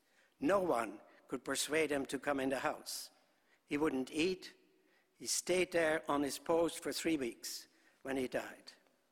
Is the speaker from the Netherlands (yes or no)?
yes; Netherlands; born there; I was born in Holland shortly after the war started. Our country was occupied.